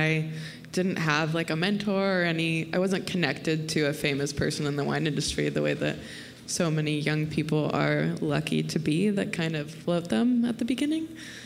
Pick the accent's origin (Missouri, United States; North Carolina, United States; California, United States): California, United States; Santa Cruz; I'm also from Santa Cruz